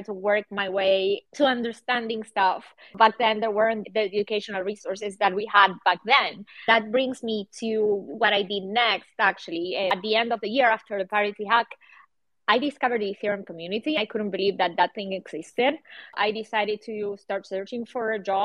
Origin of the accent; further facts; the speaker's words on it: Buenos Aires, Argentina; now in Berlin, Germany; I live in Berlin and I'm from Buenos Aires, Argentina